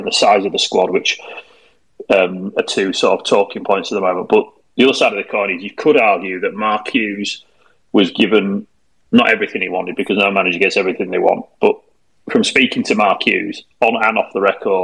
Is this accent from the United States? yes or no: no; Guiseley, Yorkshire and the Humber, United Kingdom; I was born and brought up in Guiseley